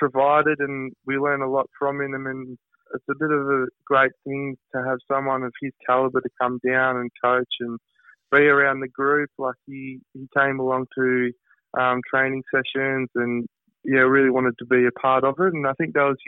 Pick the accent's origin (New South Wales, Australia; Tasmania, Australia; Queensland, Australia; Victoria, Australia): Tasmania, Australia; Hobart; also born or lived in Caulfield; now in Melbourne, Australia; I'm from Hobart